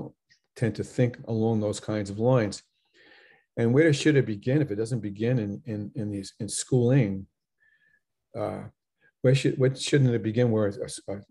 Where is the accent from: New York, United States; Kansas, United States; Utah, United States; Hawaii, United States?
New York, United States; Long Island; I'm from Long Island